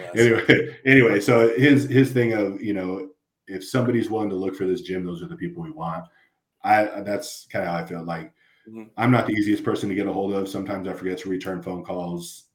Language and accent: English; LA County, Southern California, United States; moved away; I came from Southern California, so I grew up in uh, the LA County area